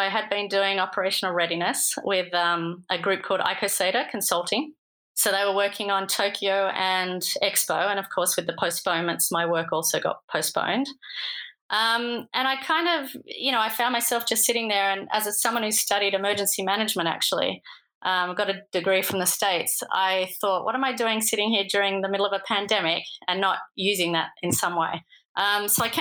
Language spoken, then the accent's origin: English; Australia; moved away as an adult; now in Lausanne, Switzerland; the first Australian on the podcast